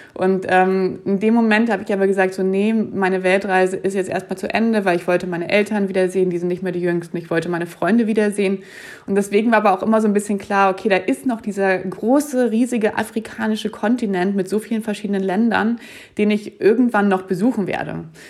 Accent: Germany; also born or lived in Munich / Zurich, Switzerland; nach Deutschland kann ich ja als Deutsche immer zurückfahren

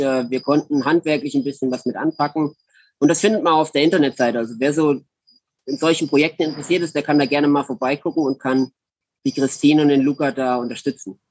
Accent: Germany; Als Deutscher

